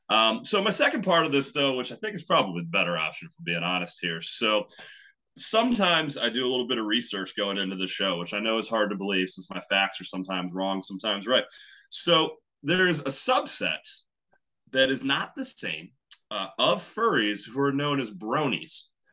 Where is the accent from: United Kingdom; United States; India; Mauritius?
United States; Kansas City, Missouri; I was born in Kansas City, Missouri